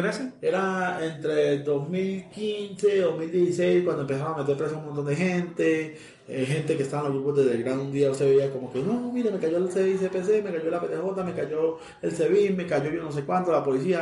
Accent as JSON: {"language": "Spanish", "region": "Táchira", "country": "Venezuela", "tie": "born or raised there", "also_born_or_lived": "Houston, United States", "accent": "Colombian", "moved": "as an adult", "lives_now": "Bogotá, Colombia", "said": "yo tengo una voz de colombiano, pero pues eh, yo he vivido toda mi vida en Venezuela, me considero más venezolano que colombiano. 33 eh, años pasé mi vida en el Táchira, yo me considero andino"}